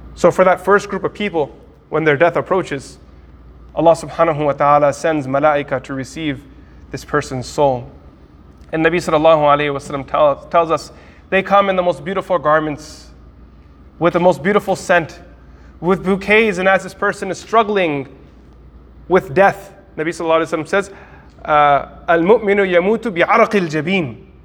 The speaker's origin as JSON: {"language": "English", "country": "United States", "said": "from America"}